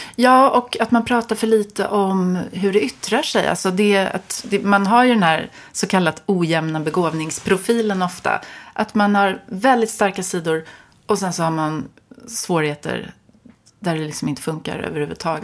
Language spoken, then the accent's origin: Swedish; Stockholm, Stockholm County, Sweden; jag är uppvuxen på Östermalm